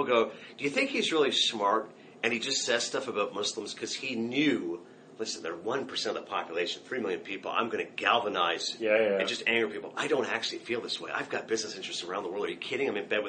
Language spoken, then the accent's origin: English; Canada; moved away as an adult; now in United States; I'm Canadian, so I did not cast a vote.